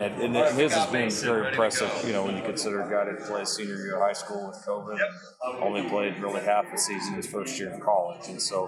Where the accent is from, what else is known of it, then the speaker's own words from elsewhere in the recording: Texas, United States; You know, growing up in Texas, not too far from there, seeing some of the really good Colorado teams, knowing the history of that program.